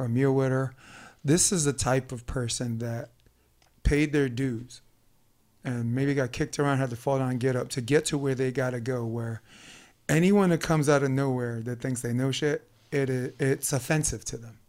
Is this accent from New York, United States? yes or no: yes; New York City, New York, United States; born and raised in Brooklyn